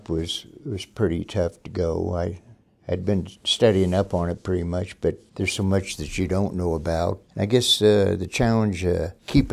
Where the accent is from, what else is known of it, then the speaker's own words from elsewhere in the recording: Bagnell Dam area, Ozarks of Missouri, United States; also born or lived in Kansas City, Missouri; now in Gillette, United States; I grew up in Ozarks of Missouri, down by Bagnell Dam area.